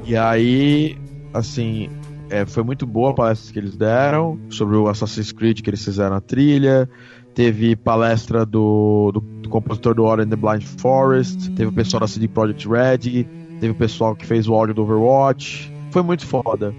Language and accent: Portuguese; Brazil; eu não sou árabe, eu não sou espanhol, sou brasileiro